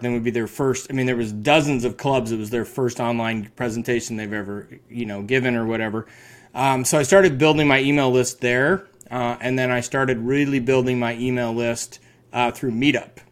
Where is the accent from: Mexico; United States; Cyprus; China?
United States; Carbondale, Colorado; now in San Luis Obispo, United States; born and raised in Carbondale